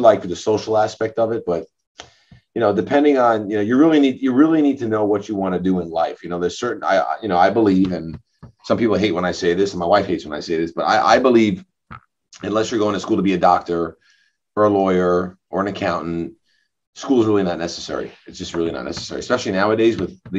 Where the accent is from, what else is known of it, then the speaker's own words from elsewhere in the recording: New Hyde Park, New York, United States; also born or lived in Great Neck, New York; I'm originally from Long Island, but I grew up in New High Park